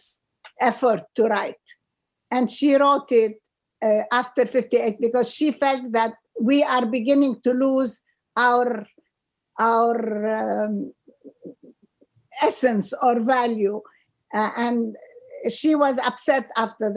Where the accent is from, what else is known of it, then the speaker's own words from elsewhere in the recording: Beirut, Beirut Governorate, Lebanon; moved away as an adult; now in New York City, United States; I grew up in Beirut, and it was the Beirut of the 50s and the 60s. And I left in 1970